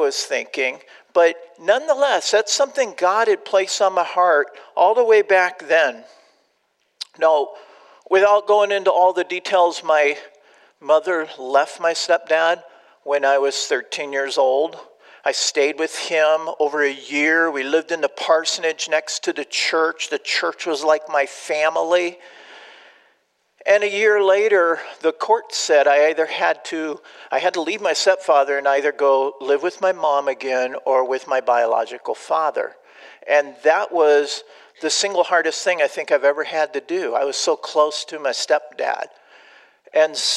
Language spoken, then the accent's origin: English; Southern California, United States; moved away as an adult; also born or lived in Austin, Texas / Albuquerque, New Mexico; now in Illinois, United States; I grew up in Southern California